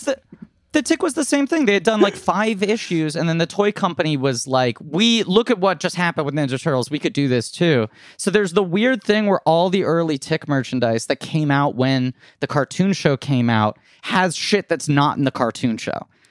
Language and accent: English; New York City, New York, United States; I grew up here. I'm born and raised in New York